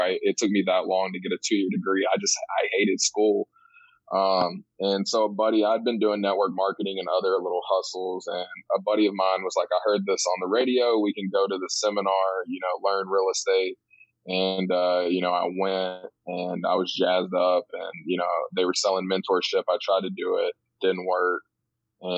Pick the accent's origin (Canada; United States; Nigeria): United States; East Tennessee; I grew up in East Tennessee on a farm